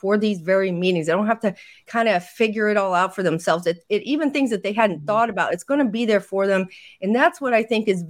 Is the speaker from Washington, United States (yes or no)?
no; Indiana, United States; in Indiana, which is where I'm from, my home state